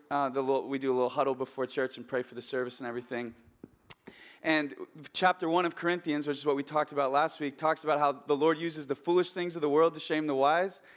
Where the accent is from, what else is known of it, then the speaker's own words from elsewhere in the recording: Oregon, United States; my hometown in Oregon, where I grew up